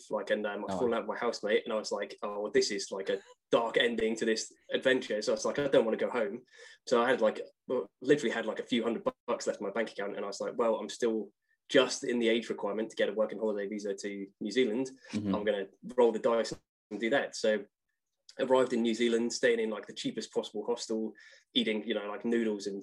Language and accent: English; Plymouth, South West England, United Kingdom; accent: English; moved away as an adult; also born or lived in Manchester; I was living in Plymouth till I was in my 20s